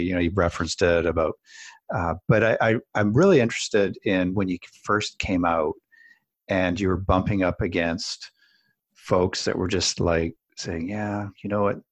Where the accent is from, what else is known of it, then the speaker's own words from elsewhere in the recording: Canada; I'm Canadian as well